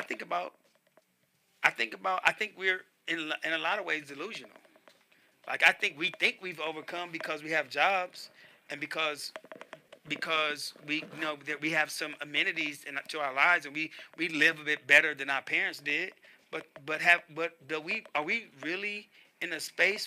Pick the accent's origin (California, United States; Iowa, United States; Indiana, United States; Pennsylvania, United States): California, United States; Compton; also born or lived in Louisiana; I grew up in Compton.